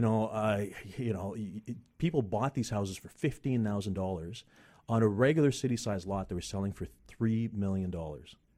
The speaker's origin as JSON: {"language": "English", "town": "Victoria", "region": "British Columbia", "country": "Canada", "tie": "born or raised there", "said": "I am from Victoria, British Columbia. Columbia. I was born and raised there"}